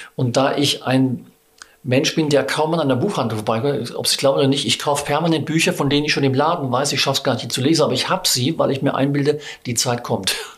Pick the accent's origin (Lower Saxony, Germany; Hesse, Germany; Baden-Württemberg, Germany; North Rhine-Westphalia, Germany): Baden-Württemberg, Germany; moved away as an adult; also born or lived in Bavaria / Schleswig-Holstein / Cologne / Düsseldorf; now in Saxony, Germany; komme ich noch aus Südbaden